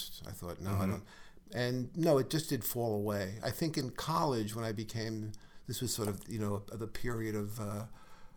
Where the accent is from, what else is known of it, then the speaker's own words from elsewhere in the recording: New York City, New York, United States; my white neighborhood didn't have where I grew up in Brooklyn.